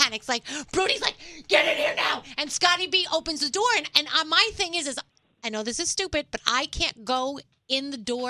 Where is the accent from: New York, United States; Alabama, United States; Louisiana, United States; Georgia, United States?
New York, United States; New York City; accent: Bronx